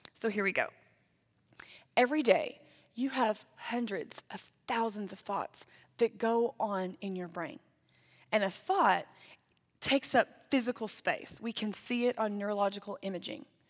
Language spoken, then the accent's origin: English; Lindale, Texas, United States; moved away as an adult; now in Amarillo, United States; I grew up in East Texas in the Tyler area, but the actual town was called Lindale